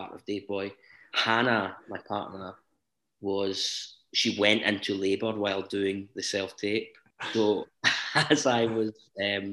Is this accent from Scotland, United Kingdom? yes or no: yes; Blantyre, Scotland, United Kingdom; I'm from Blantyre originally